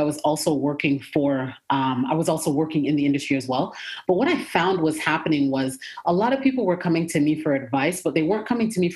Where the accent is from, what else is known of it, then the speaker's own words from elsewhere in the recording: Toronto, Ontario, Canada; moved away as an adult; now in Atlanta, United States; I was originally born and raised in Toronto, Canada